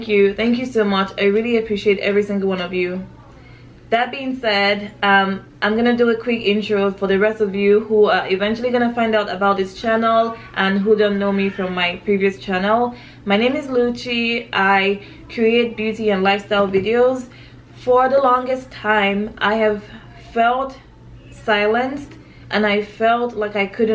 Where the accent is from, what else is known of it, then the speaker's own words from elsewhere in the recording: Nigeria; now in United States; I'm Nigerian